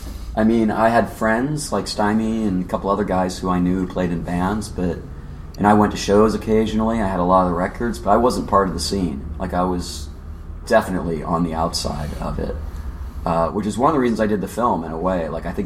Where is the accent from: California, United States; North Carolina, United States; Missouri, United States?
California, United States; San Diego; Well, I'm from San Diego.